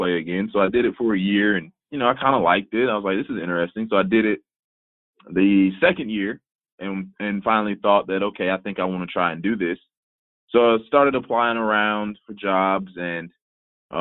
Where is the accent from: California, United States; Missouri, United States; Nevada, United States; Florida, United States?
Florida, United States; Tallahassee; moved away as an adult; now in San Antonio, United States; working at a facility at my hometown in Tallahassee